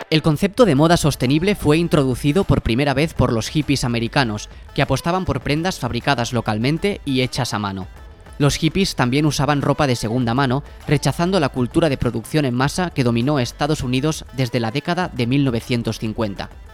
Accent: Barcelona, Catalonia, Spain; now in Madrid, Spain; nosotros dos somos de Barcelona

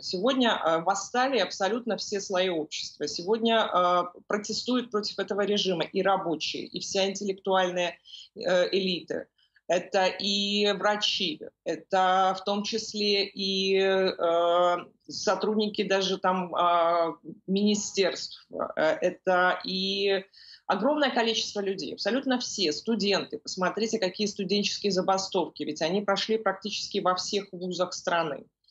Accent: Belarus; в нашей стране

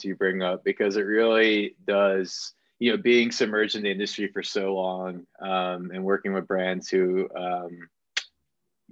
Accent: New Jersey, United States; I'm from New Jersey, so I spent quite a time in New York

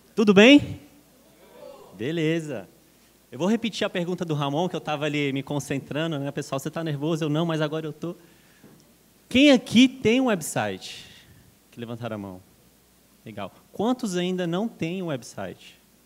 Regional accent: Brasília, Federal District, Brazil; now in São Paulo, Brazil; sou natural de Brasília, moro em São Paulo

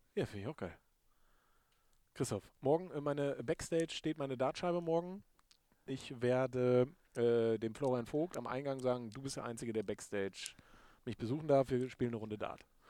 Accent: Lohne, Lower Saxony, Germany; now in Vechta, Germany; Lohne ist ja meine Heimatstadt. Ich wohne in Fechter

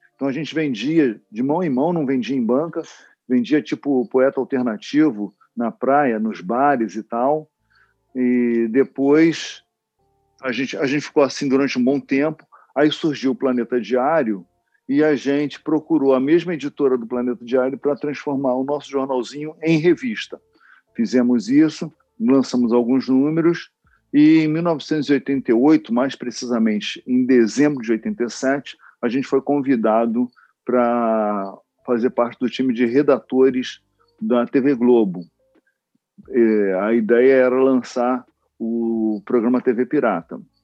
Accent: Rio de Janeiro, Brazil; eu nasci e fui criado na Vila da Penha, no, aqui no subúrbio do Rio de Janeiro

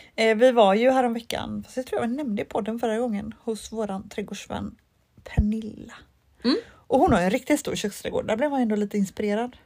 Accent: Mölnlycke, Västra Götaland, Sweden; Mölnlycke där jag är ifrån

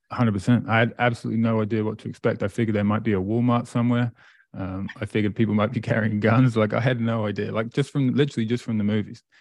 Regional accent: Great Yarmouth, East of England, United Kingdom; moved away as an adult; also born or lived in Presque Isle, Maine; now in Amherst, Canada; I grew up in England, a place called Great Yarmouth

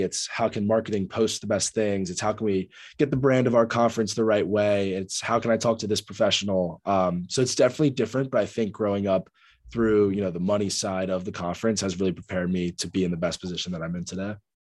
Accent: Annapolis, Maryland, United States; I am originally from Annapolis, Maryland. I'm a Marylander through and through.

